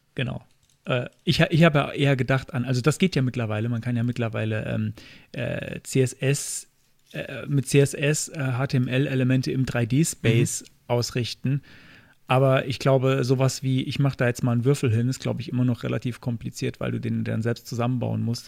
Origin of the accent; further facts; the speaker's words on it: Kaiserslautern, Rhineland-Palatinate, Germany; meiner Heimatstadt Kaiserslautern